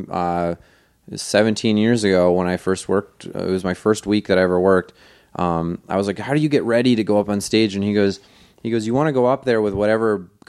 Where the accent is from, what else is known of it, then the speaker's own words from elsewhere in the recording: Wisconsin, United States; I'm from Wisconsin uh, and if you don't know, that's an American Indian word that means mm, teeter tots.